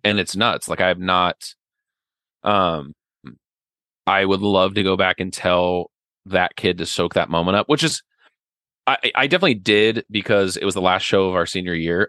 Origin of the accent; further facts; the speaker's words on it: Ogallala, Nebraska, United States; also born or lived in Kansas / Lincoln, Nebraska / New York; I grew up out in western Nebraska in a little town called Ogallala, where everybody knew everybody